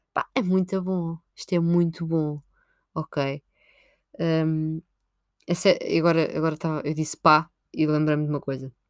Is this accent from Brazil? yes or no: no; Sintra, Lisbon, Portugal; Eu sou de Sintra